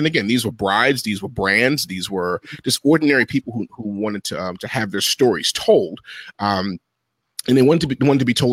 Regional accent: Baltimore, Maryland, United States; I'm originally from Baltimore, Maryland

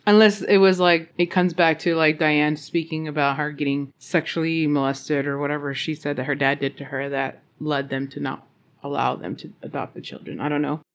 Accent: Roswell, New Mexico, United States; I grew up around Roswell, New Mexico

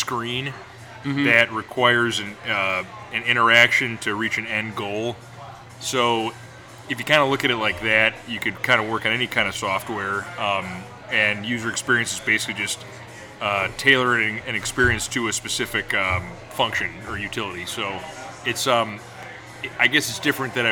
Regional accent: Rochester, New York, United States; I grew up in Rochester, New York, and went to college in upstate New York as well

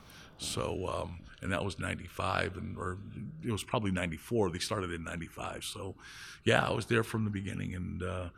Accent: Windsor, Ontario, Canada; also born or lived in Toronto; I was born in Toronto, but I grew up in Windsor, Ontario, across from Motor City. So I'm pretty much, the way, growing up in Windsor is like, you're always focused towards Detroit. So, you know, I was really half American

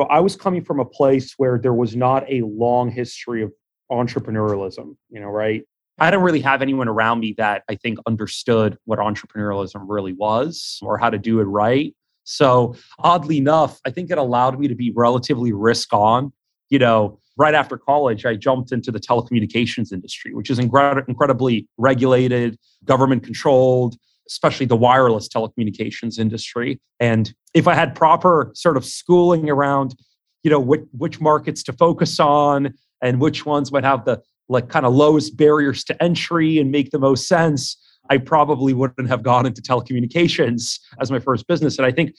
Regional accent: Queens, New York, United States; growing up in Queens, you know, deli owners, jewelers, like people that own their own like lending operations, all sorts of different businesses.

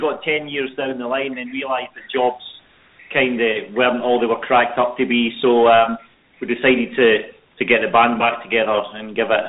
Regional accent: Bathgate, Scotland, United Kingdom; we're from central Scotland, around about Edinburgh, Glasgow area, and it's a small town called Bathgate. In fact, we live 2 miles from where Susan Boyle lives.

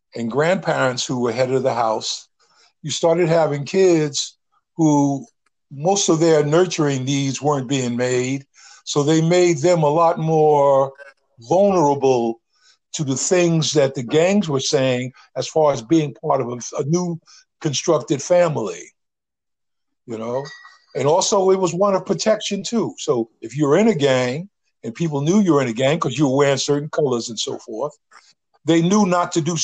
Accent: Northeast, United States; I came from the Northeast.

